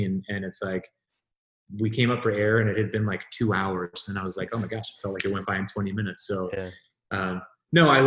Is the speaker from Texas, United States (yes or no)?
yes; Texas, United States; moved away as an adult; also born or lived in Southern California / Northern California; now in Tennessee, United States; I grew up in Texas